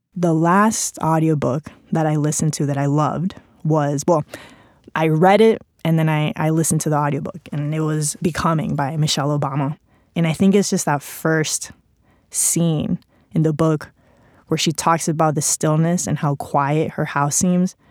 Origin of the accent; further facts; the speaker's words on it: Spain; English is a second language; moved away; English is not my first language. I grew up with a Mexican dad, Cuban mom, spent pretty much my entire childhood in Spain